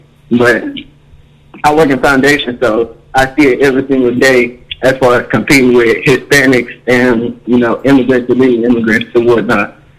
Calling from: Mississippi, United States; I'm calling from Mississippi.

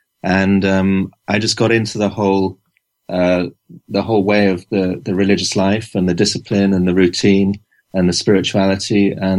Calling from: Newcastle, North East England, United Kingdom; I'm in Newcastle in England.

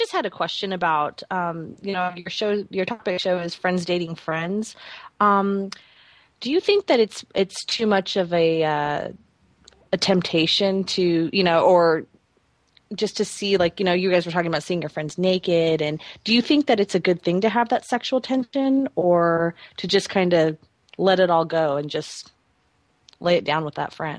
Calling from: Salem, Oregon, United States; I'm calling from Salem, Oregon.

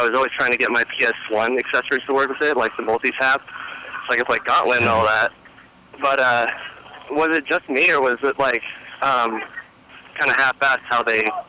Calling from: Oceanside, California, United States; I'm calling from Oceanside, California.

